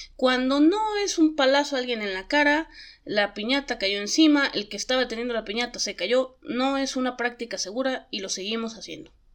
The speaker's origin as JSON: {"language": "Spanish", "region": "Jalisco", "country": "Mexico", "said": "yo soy de Jalisco"}